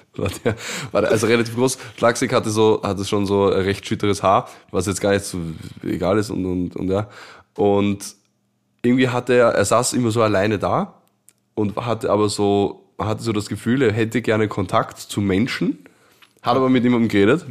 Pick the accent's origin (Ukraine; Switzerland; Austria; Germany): Austria; Vienna; Ich bin Wiener